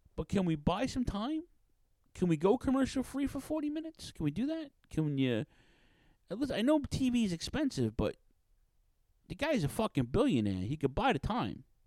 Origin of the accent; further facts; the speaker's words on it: New York City, New York, United States; Queens, shout out to Queens, my hometown